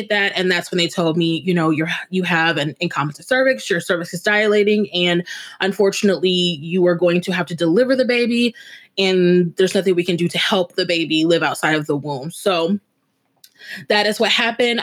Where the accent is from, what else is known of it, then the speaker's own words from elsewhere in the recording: Omaha, Nebraska, United States; I'm from Omaha, Nebraska